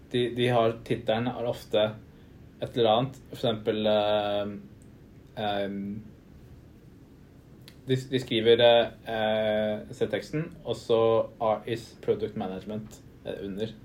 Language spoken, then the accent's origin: Norwegian; Stavanger, Rogaland, Norway; moved away